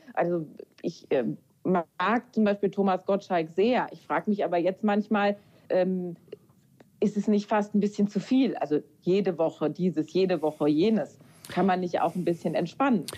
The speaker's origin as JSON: {"language": "German", "area": "near Kaiserslautern", "region": "Rhineland-Palatinate", "country": "Germany", "said": "ich komme ja aus der Nähe von Kaiserslautern"}